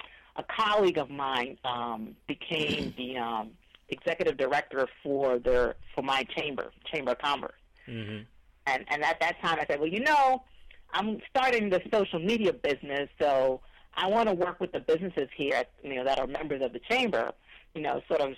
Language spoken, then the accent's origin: English; Missouri, United States; I'm from Missouri